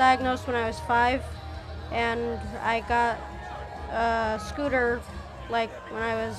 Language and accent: English; Buffalo, New York, United States